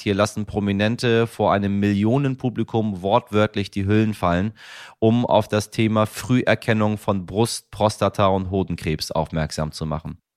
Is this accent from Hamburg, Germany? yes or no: yes; Hamburg, Germany; In meiner Heimatstadt Hamburg